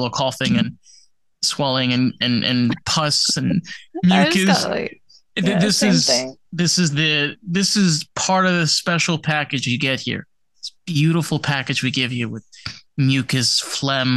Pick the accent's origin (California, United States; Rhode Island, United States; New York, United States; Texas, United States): New York, United States; Suffern; I grew up in Rockland County, New York, which is an actual county. I grew up in Suffern in Rockland